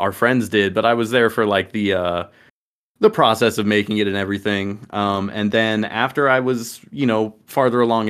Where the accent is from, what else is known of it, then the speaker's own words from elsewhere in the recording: Dallas, Texas, United States; I come from Dallas, the Dallas area of Texas. Both of us do. Been here my entire life